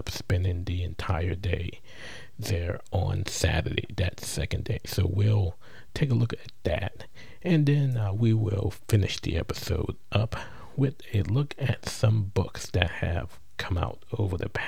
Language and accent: English; New Orleans, Louisiana, United States; the Crescent City, which is my hometown